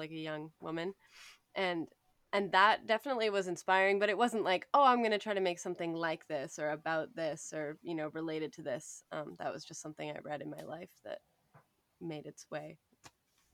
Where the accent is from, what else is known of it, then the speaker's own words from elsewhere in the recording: Sayward, British Columbia, Canada; also born or lived in Campbell River / Cortes Island; I'm from Sayward, which is on Vancouver Island. Really, really small town. But I went to high school in Campbell River